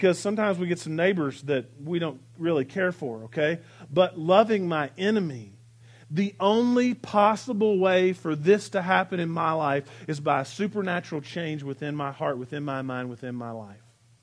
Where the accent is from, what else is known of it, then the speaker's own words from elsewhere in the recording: United States; also born or lived in Arkansas / Texas; I grew up in Arkansas and Texas, and in Arkansas and Texas we had this phrase that we would say, bless your heart